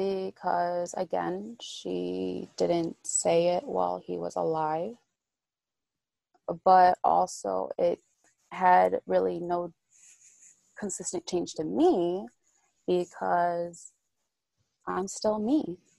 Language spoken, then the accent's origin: English; Trujillo, La Libertad, Peru; Because, I'm from Trujillo, Peru.